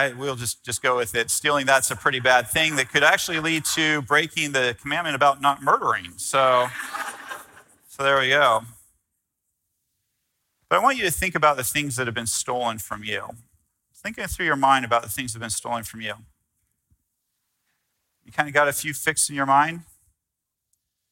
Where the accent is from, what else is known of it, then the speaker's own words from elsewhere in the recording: United States; I'm American